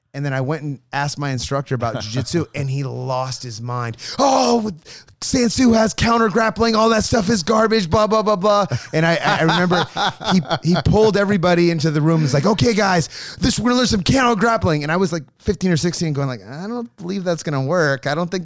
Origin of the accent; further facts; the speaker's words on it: Grass Valley, California, United States; also born or lived in Los Angeles; I was born in L.A. And then I moved to a small town called Grass Valley, like in Northern California.